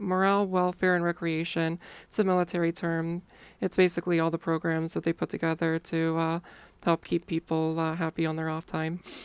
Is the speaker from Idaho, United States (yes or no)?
no; Ohio, United States; I grew up in Ohio